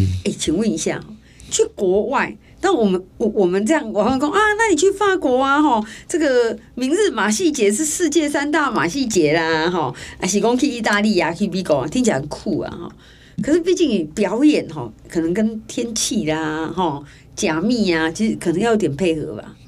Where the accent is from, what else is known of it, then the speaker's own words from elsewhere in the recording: Taiwan; 我们是台湾人哎，